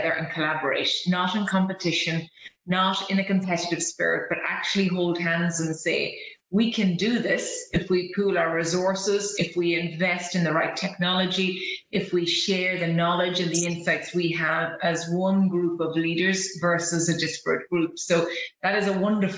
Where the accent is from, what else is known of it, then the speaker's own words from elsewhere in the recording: Ireland; as Irish people, you and I know this